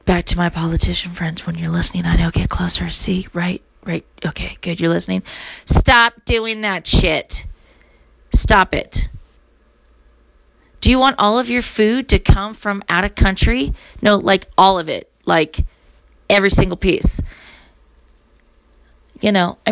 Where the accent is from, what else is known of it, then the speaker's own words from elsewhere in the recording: United States; I'm American